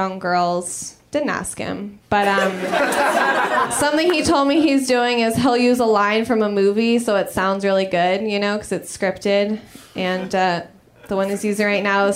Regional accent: Los Angeles, California, United States; I'm from Los Angeles originally.

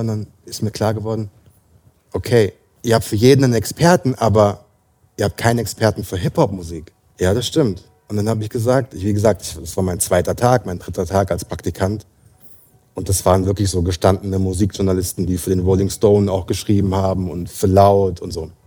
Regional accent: near Frankfurt, Hesse, Germany; moved away as an adult; also born or lived in London; ich komme aus der Nähe von Frankfurt

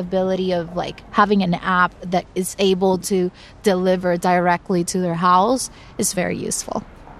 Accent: Dominican Republic; moved away as an adult; now in New York, United States; I grew up in the Dominican Republic with my mother and my grandmother. And at the age of 23, I moved to New York

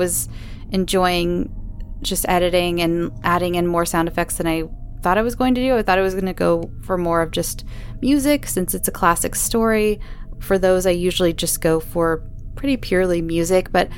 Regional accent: Southern California, United States; accent: Southern California; my Southern California accent

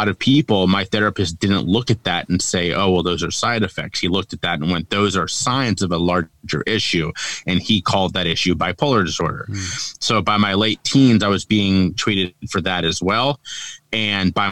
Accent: Cincinnati, Ohio, United States; now in Charleston, United States; I'm from Cincinnati, Ohio, born and raised there. I currently live in Charleston, South Carolina

